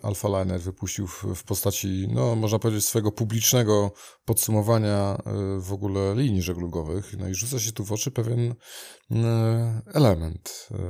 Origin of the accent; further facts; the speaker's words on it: Gdynia, Pomeranian Voivodeship, Poland; rodzinnie u nas w Gdyni